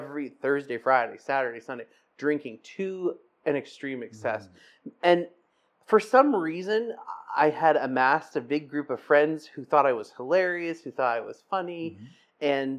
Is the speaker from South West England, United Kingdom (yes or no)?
no; Scotland, United Kingdom; and I'm Scottish, so that was like like a go-to for me, right?